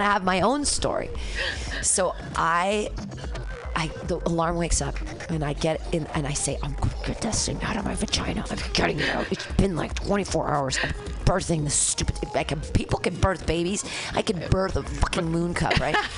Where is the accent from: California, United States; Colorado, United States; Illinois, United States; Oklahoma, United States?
California, United States; San Francisco; I'm from San Francisco.